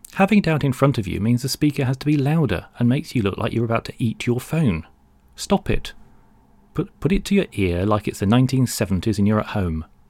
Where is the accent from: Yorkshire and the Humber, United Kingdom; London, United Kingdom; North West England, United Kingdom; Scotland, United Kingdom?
London, United Kingdom; born or raised there